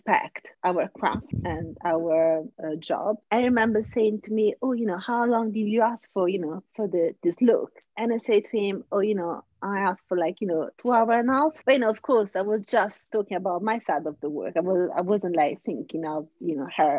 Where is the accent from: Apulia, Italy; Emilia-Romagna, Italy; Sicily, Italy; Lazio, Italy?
Lazio, Italy; Rome; also born or lived in Sardinia; I was born in Sardinia, but raised in Rome